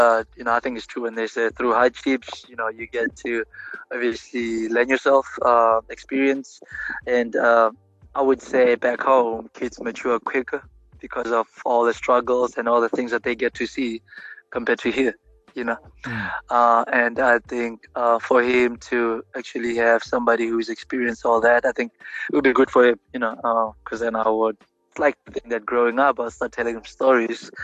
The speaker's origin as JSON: {"language": "English", "country": "South Africa", "moved": "as an adult", "lives_now": "United States", "said": "I come from South Africa"}